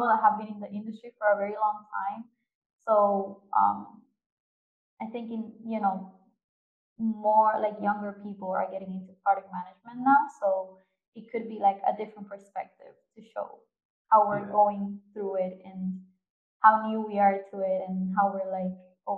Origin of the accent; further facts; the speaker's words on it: Spain; two last names because I'm from Spain.